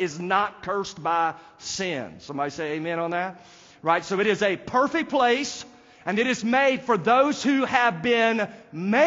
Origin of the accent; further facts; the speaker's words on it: United States; they know that I'm not from there because I am an American